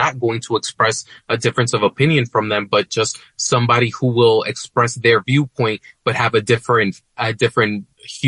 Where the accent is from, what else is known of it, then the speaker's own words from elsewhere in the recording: West New York, New Jersey, United States; my hometown mayor in West New York when I was growing up